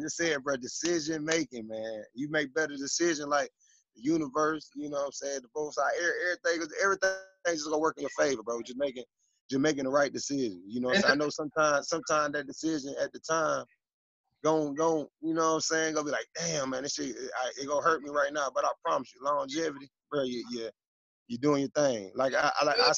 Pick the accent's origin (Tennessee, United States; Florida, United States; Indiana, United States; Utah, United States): Indiana, United States; Fort Wayne; moved away as an adult; also born or lived in Atlanta, Georgia; Going to Rod Woodson football camps as a kid in Fort Wayne, Indiana